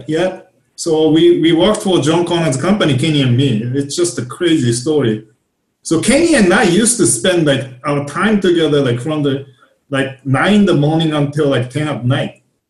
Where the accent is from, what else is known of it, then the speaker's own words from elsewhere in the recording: Japan; English is a second language; moved away as an adult; also born or lived in Kansas; now in United States; Oh, sorry, I was on mute too. You know? But anyway, like I came all the way from Japan. You know, that was like 23 years ago, actually already 24 years ago.